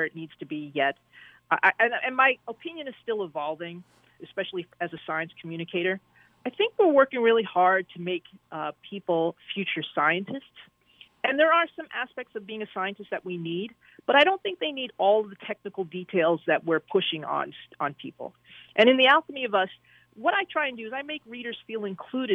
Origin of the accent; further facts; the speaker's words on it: Jersey City, New Jersey, United States; moved away; I grew up in Jersey City